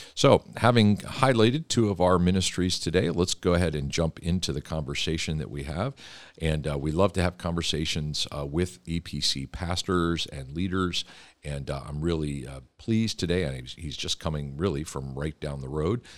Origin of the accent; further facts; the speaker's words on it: Philadelphia, Pennsylvania, United States; I grew up in Philadelphia